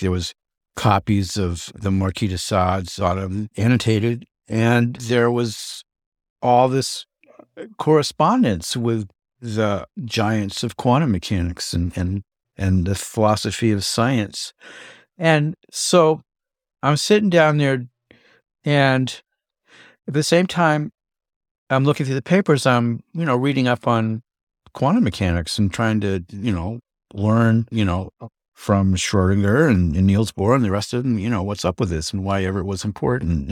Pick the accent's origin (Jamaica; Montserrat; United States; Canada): United States; Alexandria, Virginia; I am from Alexandria